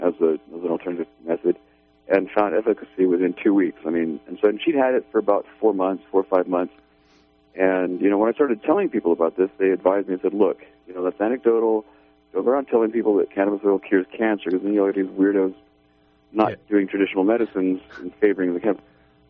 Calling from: Redway, California, United States; Yeah, hi, I'm from Redway, California.

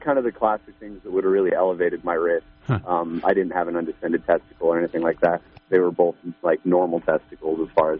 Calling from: California, United States; I'm from Southern Humboldt.

